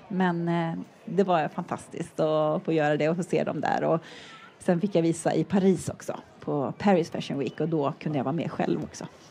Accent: Sweden; Jag som svensk

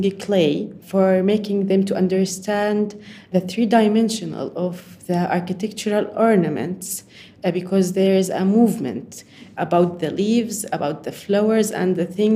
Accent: Mafraq, Mafraq Governorate, Jordan; I'm from Jordan, Al Mafraq

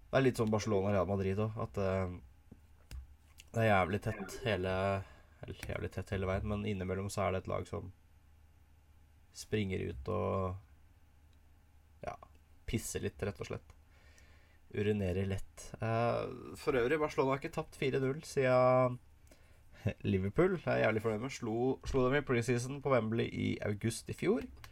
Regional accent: Norway; Som nordmann

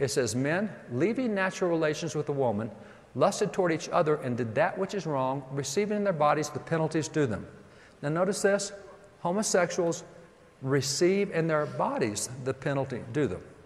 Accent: Texas, United States; I'm from Texas

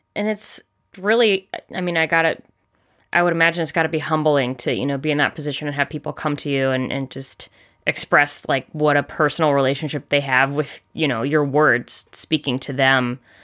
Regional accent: Charleston, South Carolina, United States; moved away; I grew up in South Carolina, specifically in Charleston

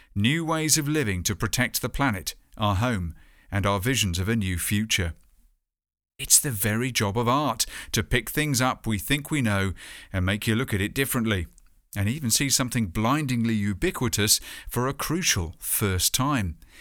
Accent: hometown near Poole, Dorset, South West England, United Kingdom; My hometown's arts festival, Arts by the Sea, does tend to have a sense of ocean culture

